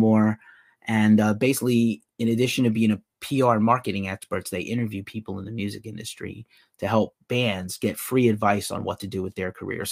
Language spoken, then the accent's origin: English; East Coast, United States; now in Bay Area, United States; I live in the Bay Area now. I'm from the East Coast originally